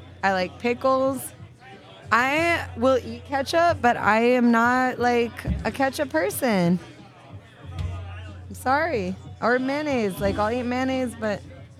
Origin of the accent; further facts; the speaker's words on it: Texas, United States; moved away; also born or lived in Miami; I grew up in Texas